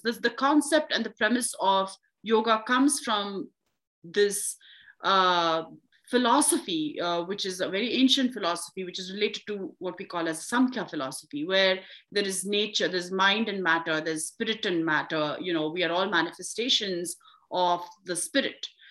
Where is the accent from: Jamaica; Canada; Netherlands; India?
India; now in United States; I'm from India